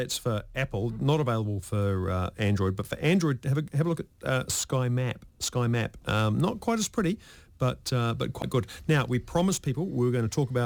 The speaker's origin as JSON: {"language": "English", "town": "Lower Hutt", "region": "Wellington", "country": "New Zealand", "tie": "born or raised there", "said": "I grew up in Lower Hutt, and the beach we used to swim at, which was, you know, Petone Beach"}